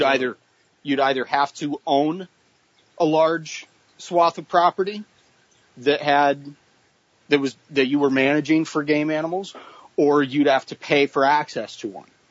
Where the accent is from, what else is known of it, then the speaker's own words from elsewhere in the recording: Boise, Idaho, United States; because I grew up in Boise